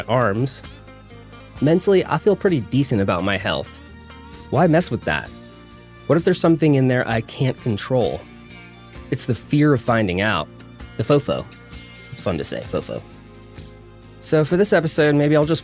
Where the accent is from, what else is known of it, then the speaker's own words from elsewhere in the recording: the South, United States; I was born in the South